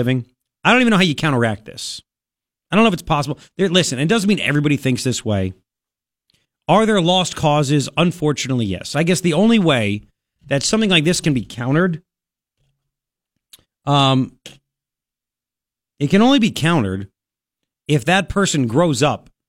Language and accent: English; Long Island, New York, United States; now in Tucson, United States; I grew up in Long Island where kids would say, you know, I'm Italian.